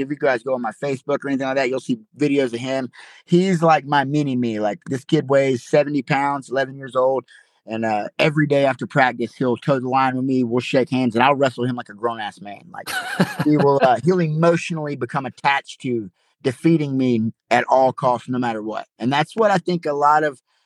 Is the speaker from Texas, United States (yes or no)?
no; Madison County, Georgia, United States; I have a huge support system in my hometown